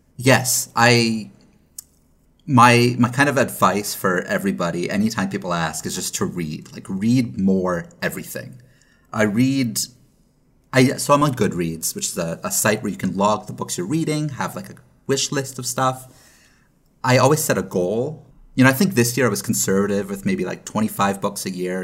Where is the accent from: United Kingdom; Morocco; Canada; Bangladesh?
Canada; now in Los Angeles, United States; As a Canadian, I have the ability to go back home.